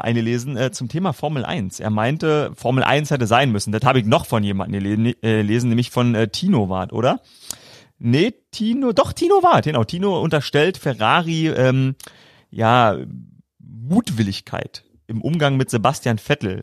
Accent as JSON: {"language": "German", "region": "Brandenburg", "country": "Germany", "tie": "born or raised there", "said": "als Brandenburger Jungen schon äh, auf dem Trecker"}